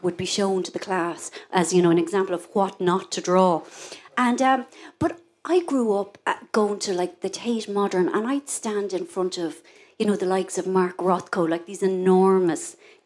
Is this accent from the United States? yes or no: no; Ireland; I am Irish. Now, I love being Irish